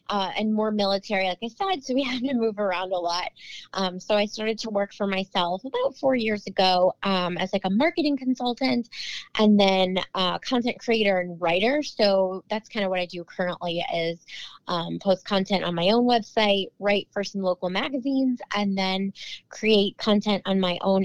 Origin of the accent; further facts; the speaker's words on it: Cleveland, Ohio, United States; moved away as an adult; now in Chesapeake, United States; I'm originally from Cleveland, Ohio, but my husband is in the Navy. So we are stationed here